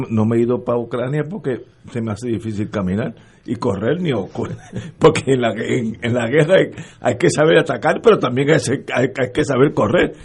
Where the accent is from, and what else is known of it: Puerto Rico